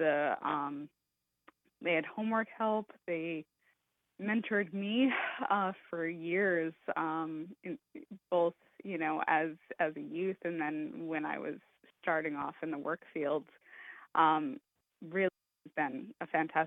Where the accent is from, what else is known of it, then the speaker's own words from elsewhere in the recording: West Islip, New York, United States; I grew up in West Islip